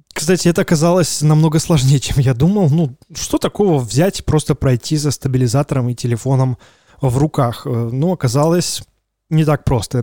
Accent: Belarus; мы белорусы

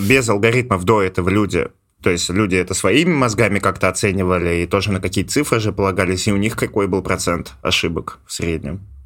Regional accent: Ivanovo, Ivanovo Oblast, Russia

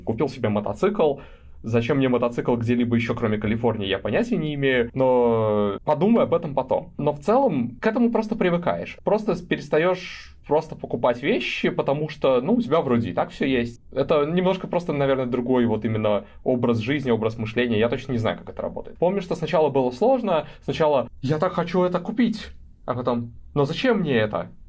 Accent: Belarus; moved away as an adult; also born or lived in London, United Kingdom; now in California, United States; я даже не из Минска в Беларуси, я из маленького городка.

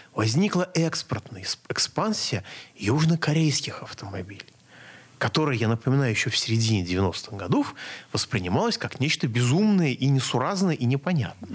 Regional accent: Moscow, Russia; я как москвич

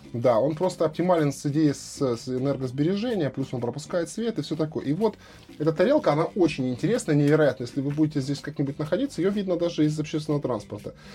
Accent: Krasnodar, Krasnodar Krai, Russia; я как вот коренной краснодарец, я, в общем-то, здесь родился и вырос

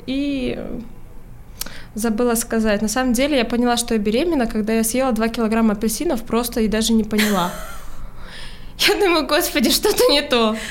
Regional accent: Urals, Russia; moved away; я с Урала

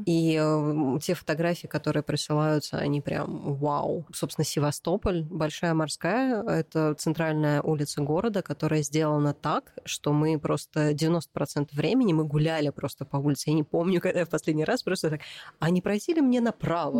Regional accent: Moscow, Russia; Как коренная москвичка

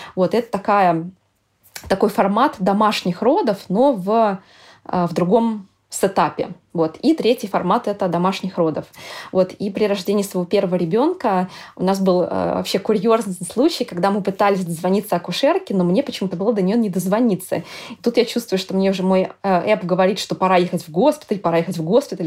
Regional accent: Russia; moved away as an adult; now in Amsterdam, Netherlands; я из России

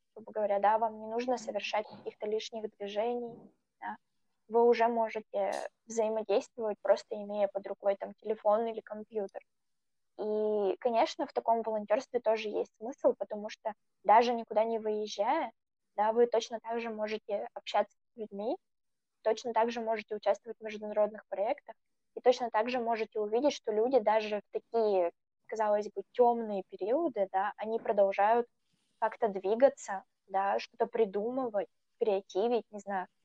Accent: Russia; Я была, наверное, почти одна такая так далеко из России

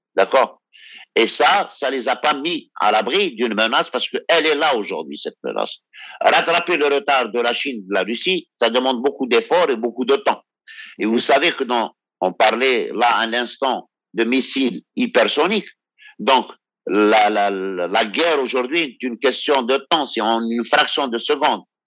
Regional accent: Algeria; je suis algérien

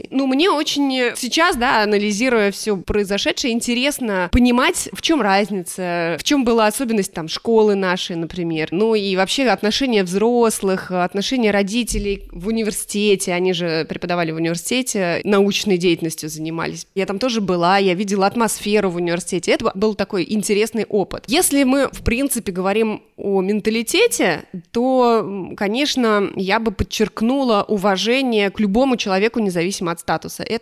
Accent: Canada; also born or lived in Spain; мое детство прошло в Канаде и в Испании. Мои родители физики, и они получили грант, и в 91 году, как только стало возможным уехать, э, они уехали.

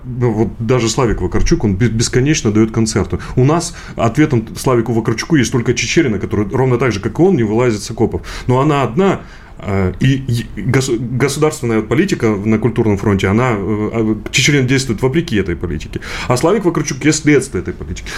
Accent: Donbas, Ukraine; now in Russia; я сам э, из Донбасса

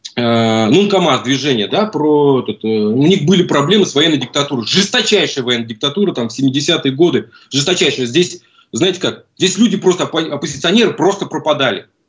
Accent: Russia; moved away as an adult; now in Buenos Aires, Argentina; Из России

